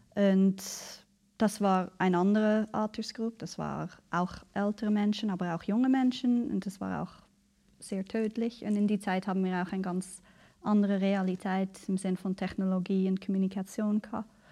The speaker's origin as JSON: {"language": "German", "country": "Canada", "tie": "born or raised there", "moved": "yes", "lives_now": "Basel, Switzerland", "said": "Ich bin ähm, in Kanada aufgewachsen mhm. und ganz im Norden, äh, relativ abgelegen"}